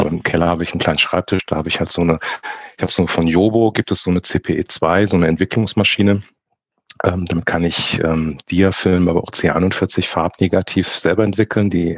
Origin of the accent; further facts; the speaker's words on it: Frankfurt, Hesse, Germany; ich komme aus Frankfurt, ich bin dementsprechend ein Frankfurter Bub, bin in Frankfurt geboren, lebe und arbeite auch hier